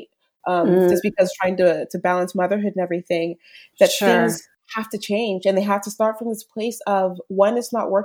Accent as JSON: {"language": "English", "country": "United States", "said": "being raised an American too"}